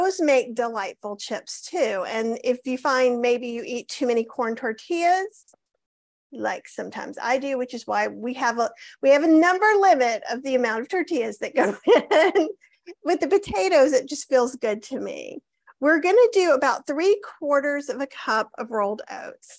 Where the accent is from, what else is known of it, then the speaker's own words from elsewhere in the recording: the South, United States; I'm from the South